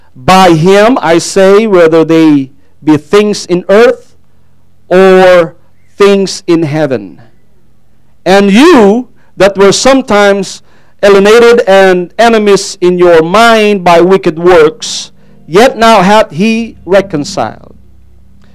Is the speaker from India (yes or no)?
no; Philippines; first language Tagalog; English is a second language; moved away; English is not my main language. I speak Tagalog.